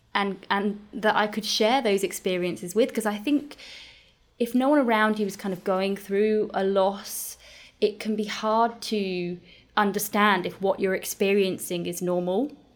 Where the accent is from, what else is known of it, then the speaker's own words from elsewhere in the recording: United Kingdom; now in Australia; being a Brit and living in Australia